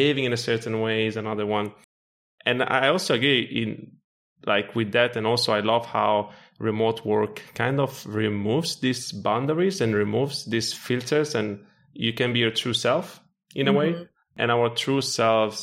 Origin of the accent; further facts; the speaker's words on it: Italy; also born or lived in Morocco / Ireland / Portugal; now in Lisbon, Portugal; I was born in Morocco. I grew up in Italy. I actually lived in Ireland also for very good years, like 6 years, now in Portugal